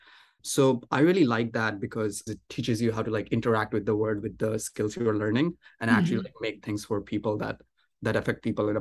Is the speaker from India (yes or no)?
yes; India; moved away as an adult; now in United States; I was born in India and I went to high school in India